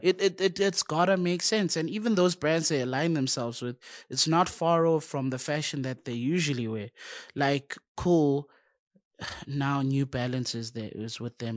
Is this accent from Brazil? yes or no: no; South Africa